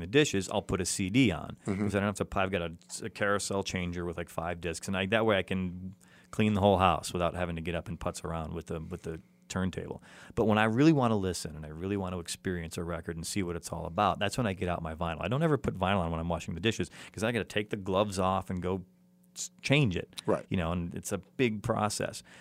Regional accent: Chicago, Illinois, United States; now in Los Angeles, United States; Chicago, which is my hometown

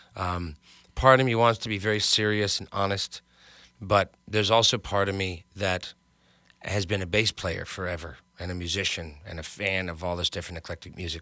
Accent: Hartsdale, New York, United States; now in Los Angeles, United States; I grew up in New York. I was in the suburbs of New York, in Westchester

